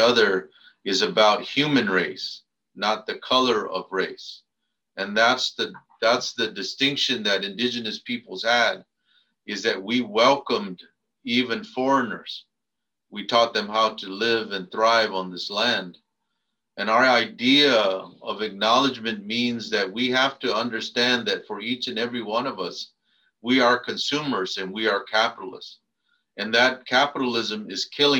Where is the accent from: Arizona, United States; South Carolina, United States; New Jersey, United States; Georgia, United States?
Arizona, United States; now in San Jose, United States; I come from Adishona, Arizona